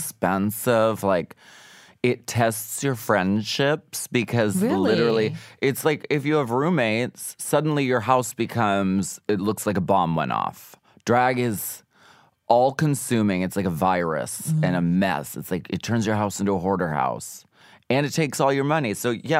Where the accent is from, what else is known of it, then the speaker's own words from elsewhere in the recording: Erie, Pennsylvania, United States; Erie, Pennsylvania.